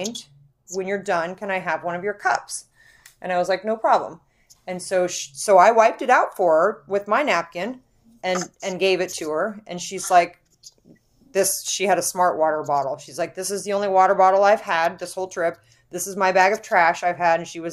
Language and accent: English; Midwest, United States; we're from the Midwest and we have space